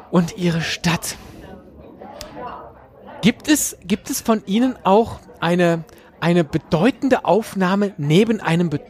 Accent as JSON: {"language": "German", "country": "United Kingdom", "said": "Ich bin Britin, ja. Auch mein Aha. Akzent ist verloren gegangen."}